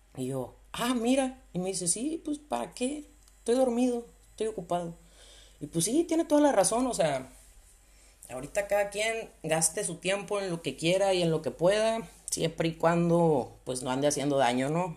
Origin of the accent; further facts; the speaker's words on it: Sonora, Mexico; also born or lived in León, Guanajuato, Mexico; now in Spain; Normalmente vivo en León, Guanajuato, en México, aunque soy de Sonora. Ahí por si el acento me, me delata un poquito.